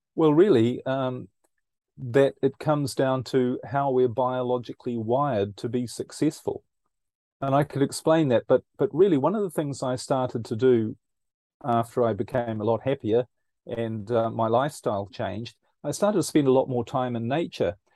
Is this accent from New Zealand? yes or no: yes; New Zealand; now in Europe; I'm originally, as you might pick up from my accent, I'm originally from New Zealand, um, but currently I live in Europe